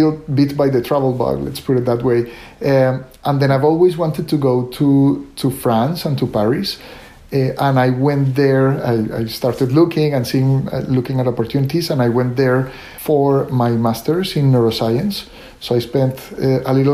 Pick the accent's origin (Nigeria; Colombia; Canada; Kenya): Colombia; moved away as an adult; also born or lived in Italy / Atlanta; I was born and raised in Colombia, and I stayed in Colombia for the longest time until I finished medical school